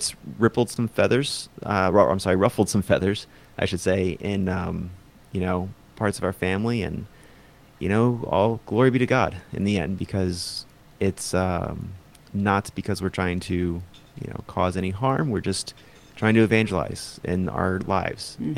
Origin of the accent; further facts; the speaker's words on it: Maryland, United States; moved away as an adult; also born or lived in Arizona; now in Phoenix, United States; I actually was raised in Maryland, but I was born in Arizona